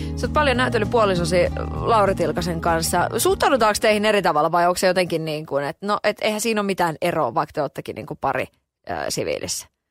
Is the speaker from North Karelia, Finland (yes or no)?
no; Kotka, Kymenlaakso, Finland; Mä oon käynyt itse koulua niin pyhtäällä siinä niin kuin lähellä. Et sikäli mä oon Kotkasta lähtöisin.